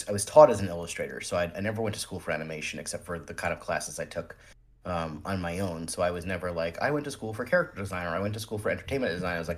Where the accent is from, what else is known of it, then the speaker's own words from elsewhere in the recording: central New Jersey, United States; also born or lived in New York; I was born in Jersey City, and I was raised in central Jersey in a sort of smaller town.